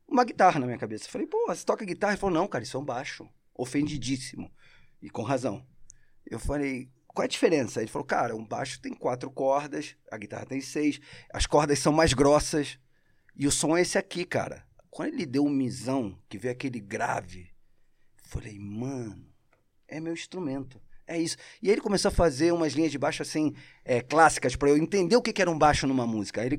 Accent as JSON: {"language": "Portuguese", "country": "Argentina", "second_language": "Portuguese", "lives_now": "Brazil", "said": "Você, porque os caras veem meu sotaque e falam assim: você é carioca? Aí eu falo, não, eu sou argentino."}